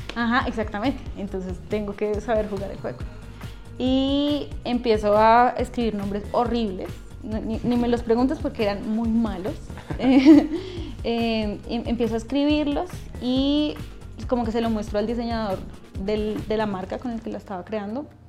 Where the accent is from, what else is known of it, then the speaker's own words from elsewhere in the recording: Funza, Cundinamarca, Colombia; also born or lived in Bogotá; nací en Bogotá, pero viví en Funza como hasta los 20 Dos, 23 años.